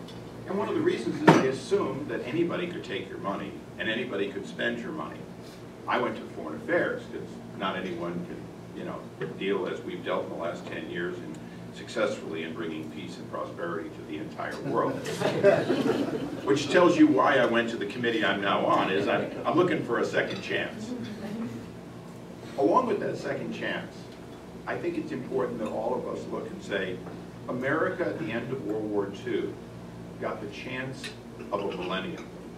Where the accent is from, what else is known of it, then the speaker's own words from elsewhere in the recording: California, United States; in some cases, as a Californian, if we make a 5% federal repatriation